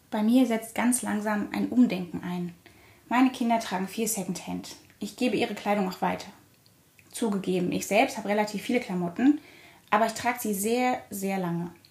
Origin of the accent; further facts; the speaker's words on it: Germany; born there; Ich wurde in der DDR geboren, einem Staat, den es heute nicht mehr gibt.